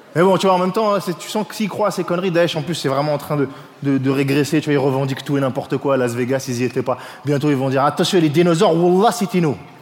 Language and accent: French; France; je suis français